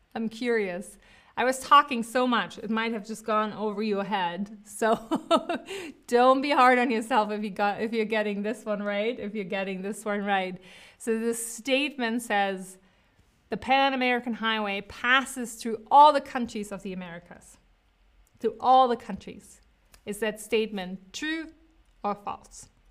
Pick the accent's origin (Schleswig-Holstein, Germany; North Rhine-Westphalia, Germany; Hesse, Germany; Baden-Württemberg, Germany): North Rhine-Westphalia, Germany; Cologne; moved away; Cologne, I was born in Cologne